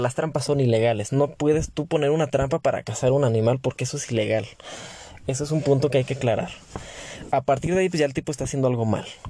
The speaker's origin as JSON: {"language": "Spanish", "country": "Mexico", "said": "como mexicanos"}